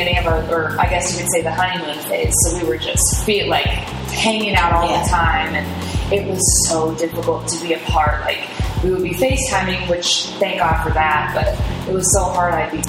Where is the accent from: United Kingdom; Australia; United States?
United States; Puyallup, Washington; I am from, well, I say I'm from Seattle, which is why I say Seattle, because you wouldn't know Puyallup, why. Okay. So Puyallup.